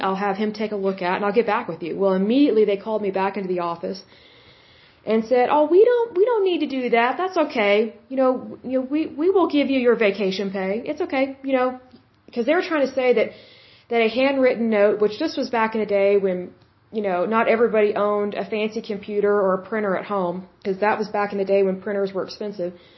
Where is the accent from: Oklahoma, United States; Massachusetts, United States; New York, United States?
Oklahoma, United States; I'm from Oklahoma